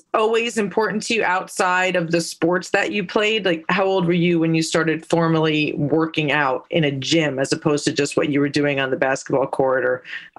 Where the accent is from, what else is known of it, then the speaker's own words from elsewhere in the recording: Livingston, New Jersey, United States; I'm from North Jersey. I grew up in Livingston.